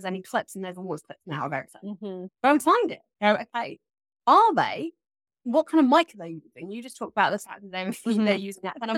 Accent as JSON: {"language": "English", "country": "United Kingdom", "said": "I'm British. So do have a bit of a strange accent, but I'm British"}